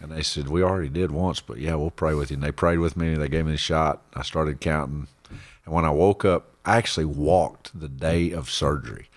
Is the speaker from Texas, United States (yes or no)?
yes; Central Texas, United States; I was born and raised out in Texas, Central